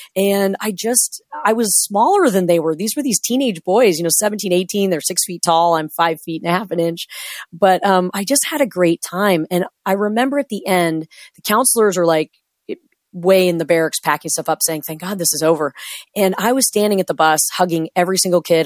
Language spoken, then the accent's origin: English; Washington, United States; I drove back home into my hometown, done with my training